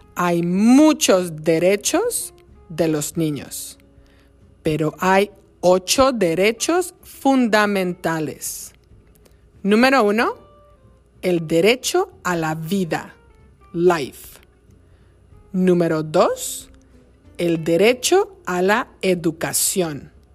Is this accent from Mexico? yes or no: yes; Mexico; en mi país, México